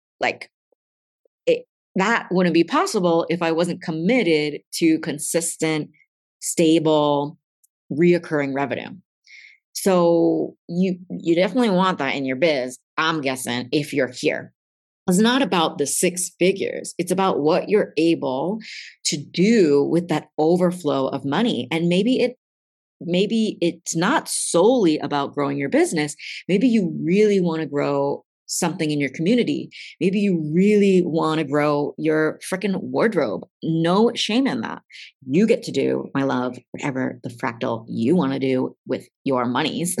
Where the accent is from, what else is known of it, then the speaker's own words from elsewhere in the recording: East Coast, United States; accent: East Coast; my accent's coming out because I'm getting East Coast fierce about this